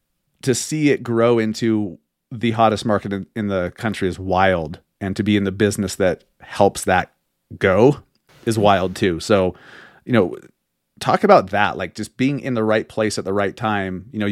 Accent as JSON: {"language": "English", "town": "Sandy", "region": "Utah", "country": "United States", "tie": "born or raised there", "also_born_or_lived": "Holladay, Utah", "said": "I grew up here. I grew up in Sandy, then lived in Holiday most of my life. And then I've lived all around the Salt Lake Valley."}